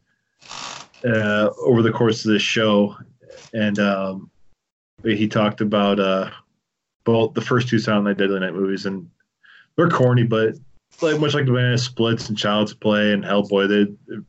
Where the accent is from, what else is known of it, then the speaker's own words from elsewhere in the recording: Clinton, United States; we're both from Clinton